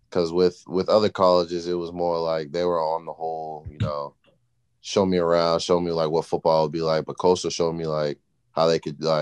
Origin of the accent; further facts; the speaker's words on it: Massachusetts, United States; moved away as an adult; I'm from Massachusetts